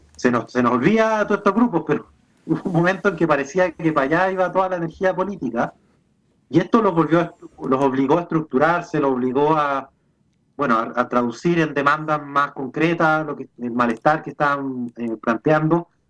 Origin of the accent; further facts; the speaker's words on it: Chile; hoy día soy un chileno que está haciendo turismo en Israel